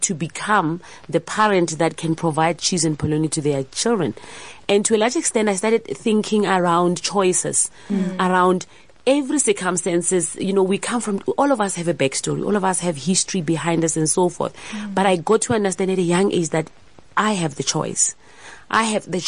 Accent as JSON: {"language": "English", "town": "Pretoria", "region": "Gauteng", "country": "South Africa", "tie": "born or raised there", "said": "I was raised in Pretoria in Soshanguve."}